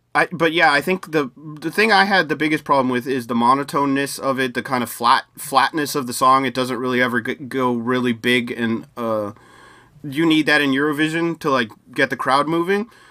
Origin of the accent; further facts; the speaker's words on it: United States; as an American